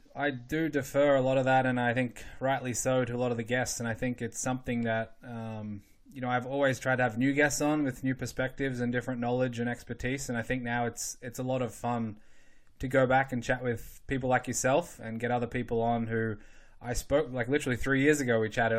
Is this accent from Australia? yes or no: yes; Australia; moved away; growing up in Australia